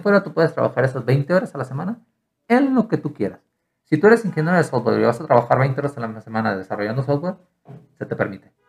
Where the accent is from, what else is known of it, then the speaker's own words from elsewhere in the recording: Mexico; also born or lived in Ireland; Si yo iba como mexicano